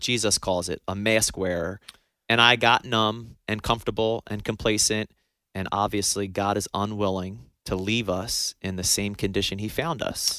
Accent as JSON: {"language": "English", "region": "New Jersey", "country": "United States", "moved": "yes", "lives_now": "Tupelo, United States", "said": "I'm from New Jersey"}